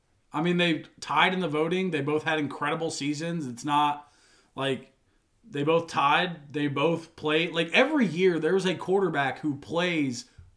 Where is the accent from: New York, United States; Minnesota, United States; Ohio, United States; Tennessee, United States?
Tennessee, United States; Nashville; I grew up in Nashville, Tennessee.